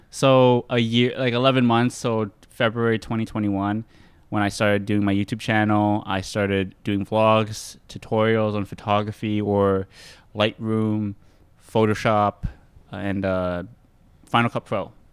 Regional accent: Mississauga, Ontario, Canada; I was born in Canada, yeah. born in Mississauga

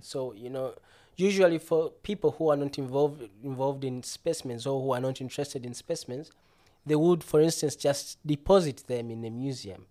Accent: Uganda; moved away as an adult; now in Bremen, Germany; I'm originally from Uganda, landlocked country

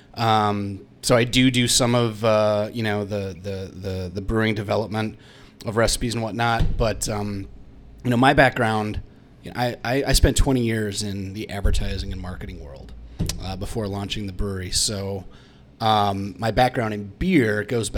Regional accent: Minnesota, United States; moved away; I'm from Minnesota, so I was at the University of Minnesota

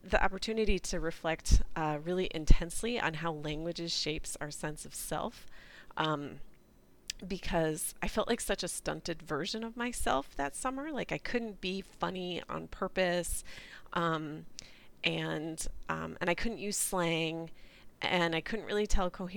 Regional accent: New England, United States; first language English; I grew up in New England

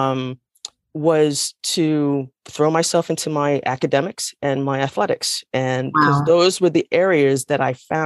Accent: New York City, New York, United States; also born or lived in New Jersey; now in North Carolina, United States; originally I'm from the Bronx, New York. the Bronx, as we like to call it. And I was raised by a single mom

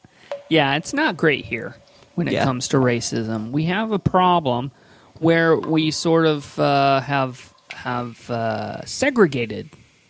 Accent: Midwest, United States; moved away; also born or lived in Chicago; I grew up in the Midwest and spent a little time in Chicago myself

